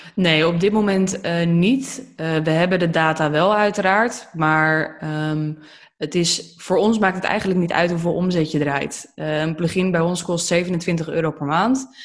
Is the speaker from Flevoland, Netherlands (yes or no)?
yes; Almere, Flevoland, Netherlands; also born or lived in Aalsmeer; now in Lelystad, Netherlands; Ik ben eh, geboren in Alsmeer, getogen in Almere en inmiddels verhuisd naar Lelystad.